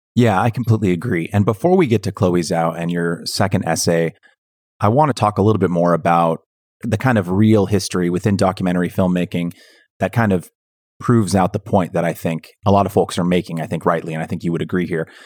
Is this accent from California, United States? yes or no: yes; Bay Area, Northern California, United States; I grew up in Northern California, in the Bay Area